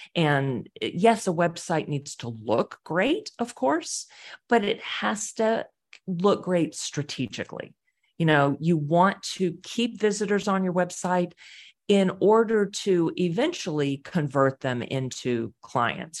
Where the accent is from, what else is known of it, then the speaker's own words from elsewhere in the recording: Houston, Texas, United States; also born or lived in Boston / Wilmington, North Carolina / Querétaro, Mexico; now in Pittsburgh, United States; I'm from Houston, Texas